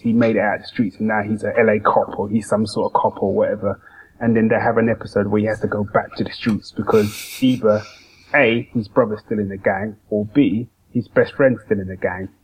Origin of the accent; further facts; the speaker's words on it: London, United Kingdom; especially growing up in London